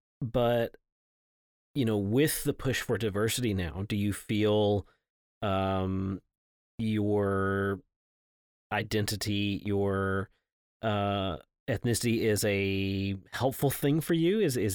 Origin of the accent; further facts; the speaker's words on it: Scotland, United Kingdom; now in Houston, United States; I grew up in Scotland.